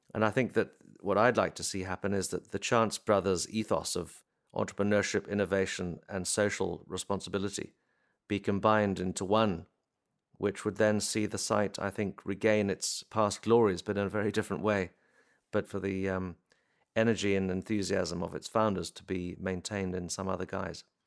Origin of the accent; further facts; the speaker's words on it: Warwickshire, West Midlands, United Kingdom; I grew up in Warwickshire